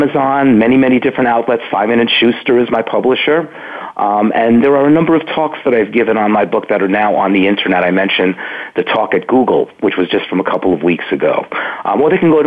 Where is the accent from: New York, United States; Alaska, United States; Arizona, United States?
New York, United States; New York City; I grew up in Brooklyn.